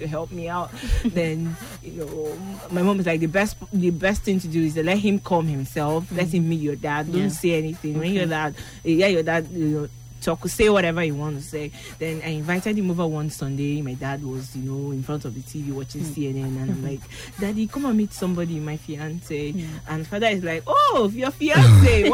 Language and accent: English; Lagos, Nigeria; I grew up in Lagos, so I have lots of Yoruba friends.